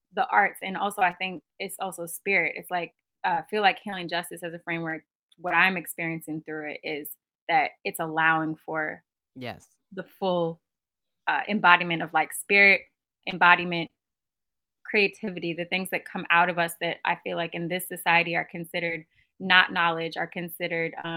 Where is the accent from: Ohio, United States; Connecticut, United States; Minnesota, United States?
Minnesota, United States; Minneapolis; moved away; I'm originally from Minneapolis, Minnesota